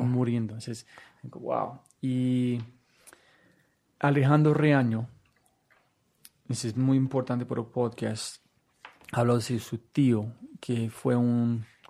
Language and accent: Spanish; United States; Spanish is a second language; moved away as an adult; also born or lived in San Francisco; now in Bogotá, Colombia; nunca he viajado fuera de los Estados Unidos en mi vida